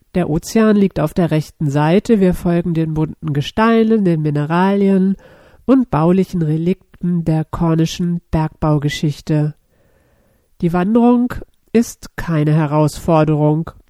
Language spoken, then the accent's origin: German; Germany; accent: German-speaking; Aus dem Land der Feinde